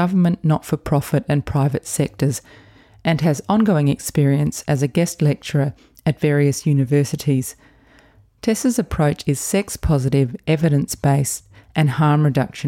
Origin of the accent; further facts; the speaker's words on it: Adelaide, South Australia, Australia; moved away as an adult; people from Adelaide, to leave for a while and then come back. That's what I did as well